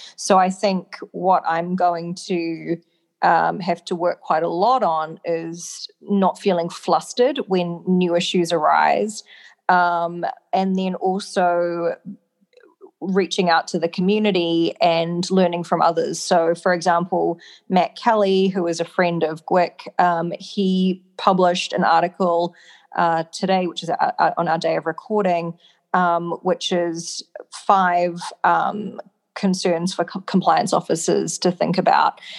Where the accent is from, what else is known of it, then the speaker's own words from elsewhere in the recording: New Zealand; I'm from New Zealand